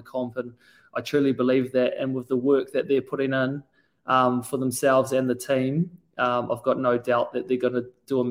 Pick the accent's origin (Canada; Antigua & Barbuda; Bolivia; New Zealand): New Zealand; I'm from New Zealand, and we've got amazing seafood there